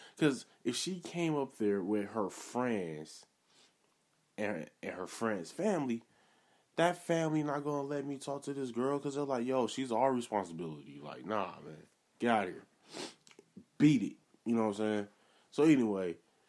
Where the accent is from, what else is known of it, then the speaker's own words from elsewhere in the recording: Milwaukee, Wisconsin, United States; I'm originally from Milwaukee.